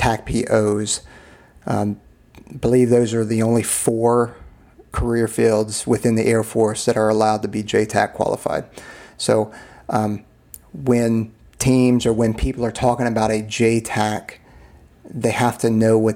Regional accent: Southeast, United States; I grew up in the Southeast.

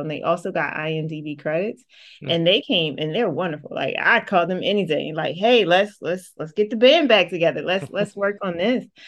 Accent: Atlantic City, New Jersey, United States; I'm born and raised from Atlantic City, New Jersey.

